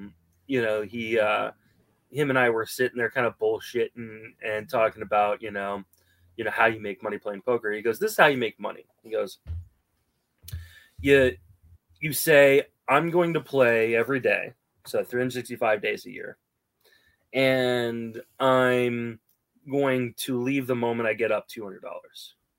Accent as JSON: {"language": "English", "region": "Virginia", "country": "United States", "tie": "born or raised there", "also_born_or_lived": "Washington, D.C. / Paris, France / London, England", "said": "I moved around quite a bit when I was young. So I was born in Washington, D.C., Georgetown University Hospital. Lived in Northern Virginia off and on with stops in Paris, France, London, England."}